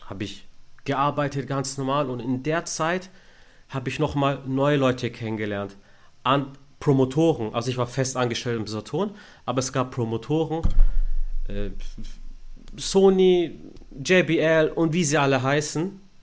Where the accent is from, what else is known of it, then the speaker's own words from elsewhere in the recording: Stuttgart, Baden-Württemberg, Germany; ich bin in Stuttgart geboren, aufgewachsen